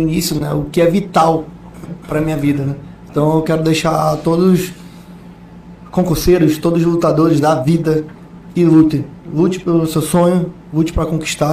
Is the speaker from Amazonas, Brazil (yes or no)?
yes; Manaus, Amazonas, Brazil; Um cara lá do Japim, lá da Japinlândia, da rua 54, lá número 80, lá onde o meu pai invadiu a minha casa